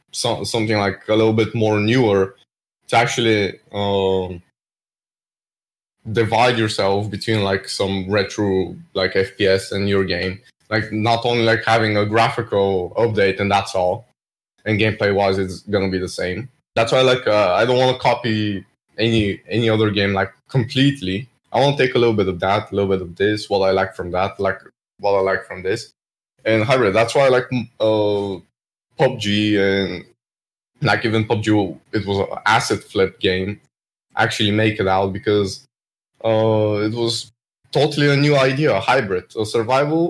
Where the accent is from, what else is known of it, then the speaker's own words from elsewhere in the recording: Bulgaria; I'm from Bulgaria